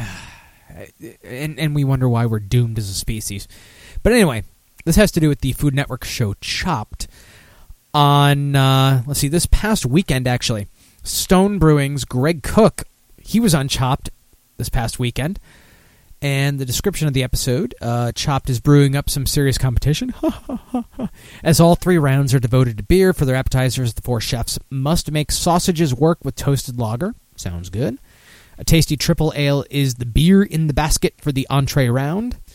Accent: Michigan, United States; moved away; I'm originally from Michigan

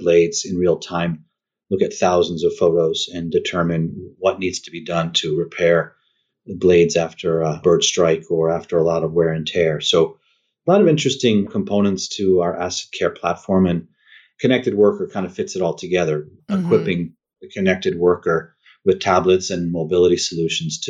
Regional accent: upstate New York, United States; now in Texas, United States; I'm upstate New York originally

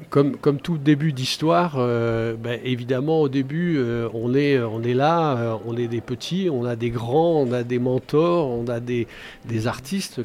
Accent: Angers, Pays de la Loire, France; je suis né à Angers. Je suis parti euh, neuf mois d'Angers, mais pas pour faire le service militaire, pour un bout d'études. Et bah, j'ai eu le mal de mer et le mal de pays, et donc je suis revenu rapidement. Donc Angers, pour moi, c'est c'est toute, euh, c'est toute ma vie

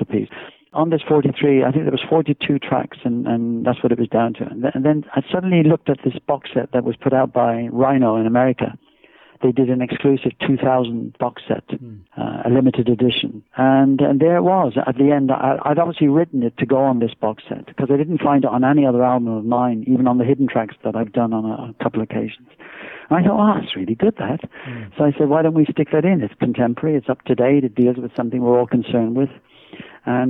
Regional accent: Swindon, South West England, United Kingdom; moved away as an adult; also born or lived in Ireland; now in Jersey; I'm Irish by birth, I'm proud of my Irish roots, but if you want to talk in terms of songwriting, I'm very much an English songwriter, because all my tradition of writing stems from growing up in Swindon and now living here in Jersey

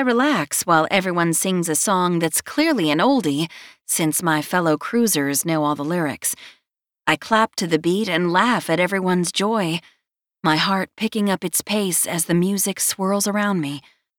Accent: North Carolina, United States; it puts every other coleslaw my home state of North Carolina has to shame

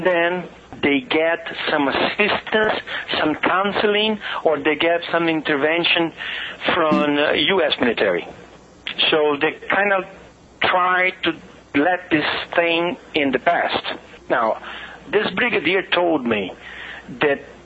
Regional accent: Brazil

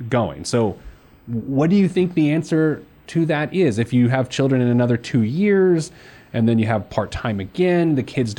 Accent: Midwest, United States; as a Midwesterner

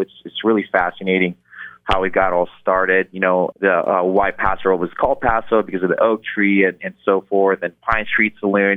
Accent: Philippines; moved away; I was born in Philippines. Growing up, our common modes of transportation is our motorcycle sidecar in Philippines

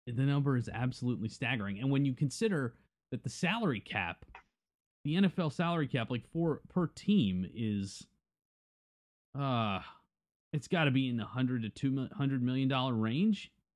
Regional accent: Tampa area, Florida, United States; we grew up in the Tampa area

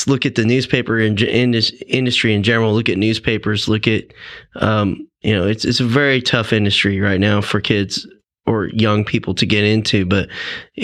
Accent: Tulsa, Oklahoma, United States; moved away as an adult; also born or lived in Mansfield, Texas; I grew up in Tulsa, Oklahoma area.

